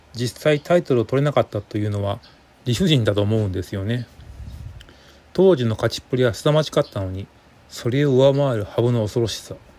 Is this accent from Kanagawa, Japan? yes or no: no; Fukuoka, Japan; 私が福岡在住ということもあって